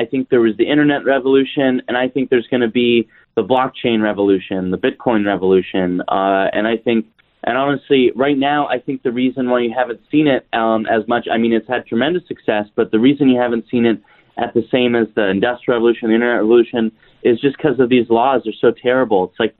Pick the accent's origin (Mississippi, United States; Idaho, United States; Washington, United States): Idaho, United States; So that's actually, I'm from Idaho.